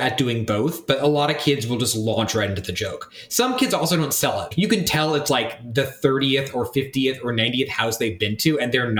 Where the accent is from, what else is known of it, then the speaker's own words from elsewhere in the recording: Wichita, Kansas, United States; moved away as an adult; also born or lived in St. Louis, Missouri; I also grew up in Kansas. So I'm from the Midwest, and St. Louis, I figured, was a lot like Wichita, Kansas, my hometown.